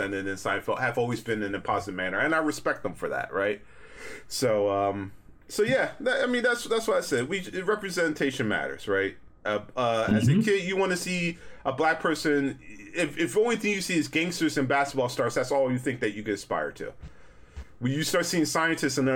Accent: United States; As a black person growing up in America

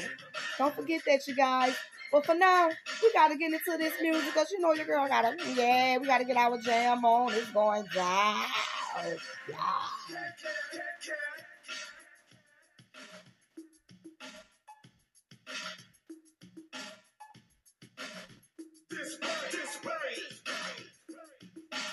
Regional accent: New Orleans, Louisiana, United States; now in Hattiesburg, United States; New Orleans, my hometown.

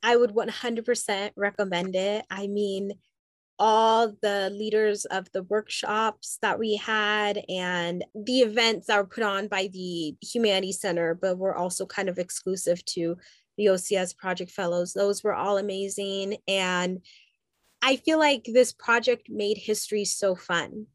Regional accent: Southern California, United States; also born or lived in Haiti; I w- have grown up and lived for most of my life in Southern California.

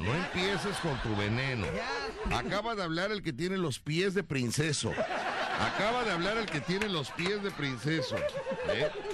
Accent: Veracruz, Mexico; yo soy de Veracruz y creo en mi Veracruz

